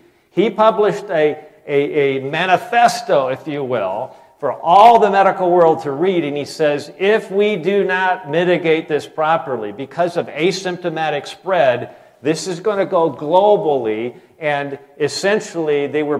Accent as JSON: {"language": "English", "region": "Michigan", "country": "United States", "said": "And I'm from Michigan, right? So I feel like a traitor."}